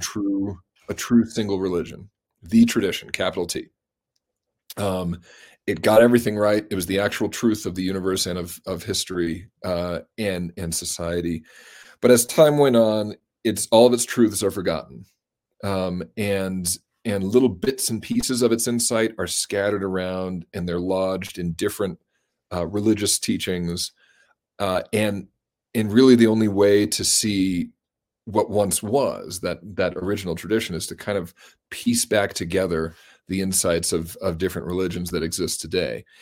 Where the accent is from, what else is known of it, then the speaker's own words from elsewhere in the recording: Colorado, United States; I grew up in Colorado